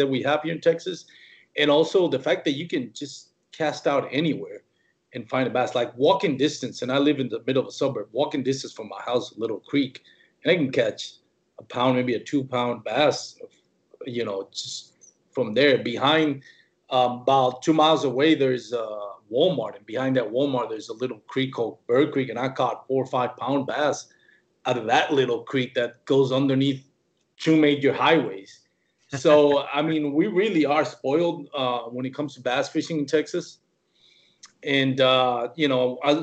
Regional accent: Puerto Rico; now in Fort Worth, United States; I was born and raised in Puerto Rico.

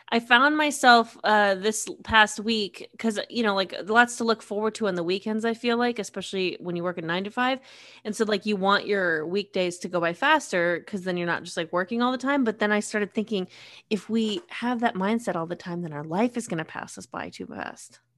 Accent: United States; I'm American.

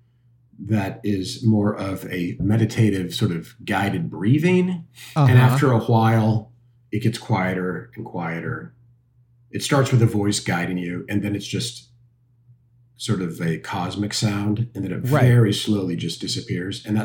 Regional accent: Kansas City, Missouri, United States; moved away as an adult; I loved growing up in Kansas City

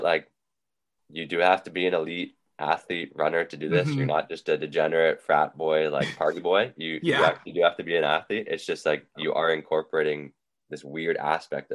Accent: Windsor, Ontario, Canada; also born or lived in Arizona; here in my hometown

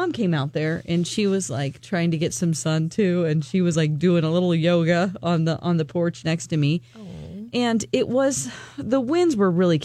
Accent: Missouri, United States; moved away; in Missouri, in my hometown

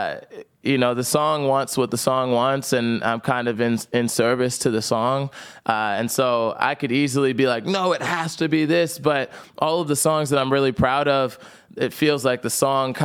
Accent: New Jersey, United States; I grew up in South Jersey

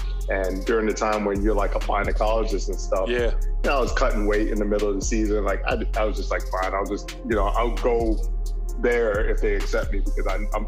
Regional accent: Baltimore, Maryland, United States; also born or lived in Virginia; I'm split between Maryland and Virginia. I grew up in Maryland, Baltimore and Howard County.

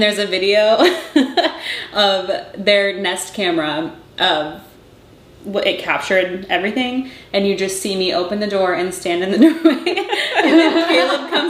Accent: Indiana, United States; moved away; we're from Indiana

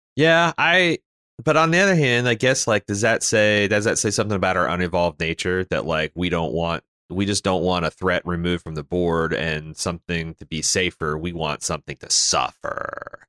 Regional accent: Canada; as a Canadian

